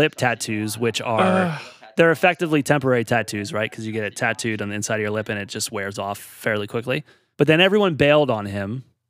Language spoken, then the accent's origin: English; Philadelphia, Pennsylvania, United States; accent: Philly; now in New York City, United States; I should not be ashamed of my Philly accent.